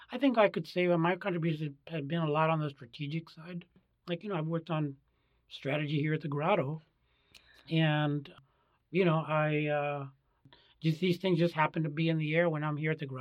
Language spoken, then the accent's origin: English; United States; I was born in the United States